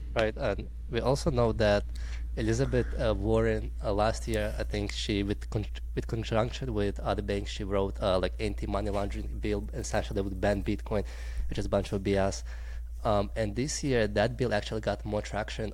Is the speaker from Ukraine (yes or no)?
yes; Ukraine; I'm, I'm from Ukraine